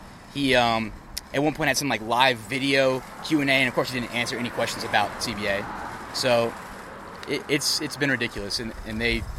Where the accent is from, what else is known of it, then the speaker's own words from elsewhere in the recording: Marietta, Georgia, United States; also born or lived in Atlanta; I was born and raised in Marietta, but I live right in the middle of downtown now.